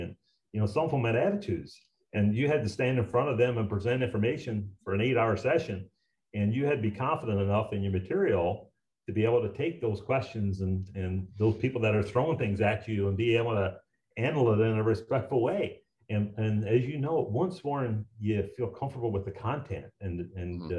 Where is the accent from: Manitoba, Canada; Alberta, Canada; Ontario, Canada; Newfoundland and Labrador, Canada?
Newfoundland and Labrador, Canada; Garnish; moved away; also born or lived in Point Rosie, Newfoundland; I'm a new from Newfoundland, and I'm proud of it. Uh, I was born uh, in this small little outport called Point Rosie. No roads, uh, 12 families, resettled when I was three to a to a, a, a town called Garnish.